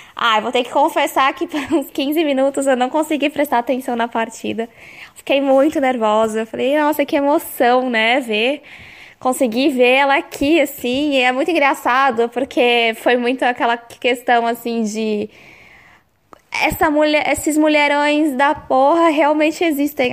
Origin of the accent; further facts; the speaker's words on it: Brazil; eu sou brasileira